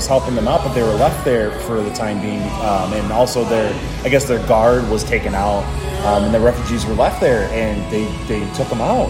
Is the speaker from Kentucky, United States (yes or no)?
no; Chicago, Illinois, United States; now in Austin, United States; Once again, not as great as my hometown, Chicago.